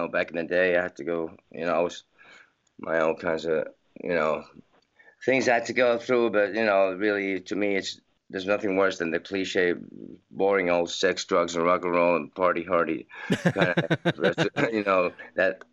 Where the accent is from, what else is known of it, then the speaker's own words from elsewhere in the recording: Helsinki, Uusimaa, Finland; I was born in Finland, in Helsinki, and I grew up here till I was 17